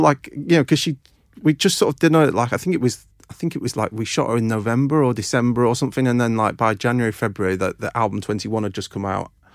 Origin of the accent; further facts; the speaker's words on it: a small village near Doncaster, Yorkshire and the Humber, United Kingdom; moved away; I grew up in, um, a uh, n, uh, n, sort of small village near Doncaster in South Yorkshire